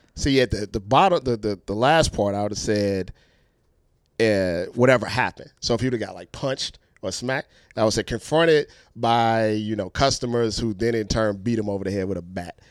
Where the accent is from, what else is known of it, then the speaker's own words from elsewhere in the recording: Ohio, United States; we're from Ohio